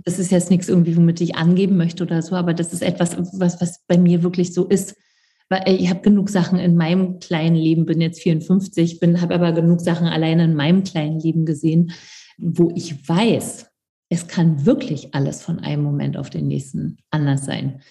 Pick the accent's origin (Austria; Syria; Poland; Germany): Germany; East Germany; ich komme aus dem Osten